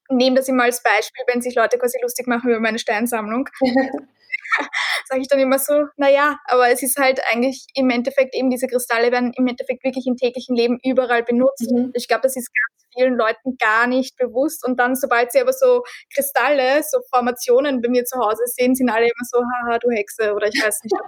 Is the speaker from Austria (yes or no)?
yes; Austria; Bei uns in Österreich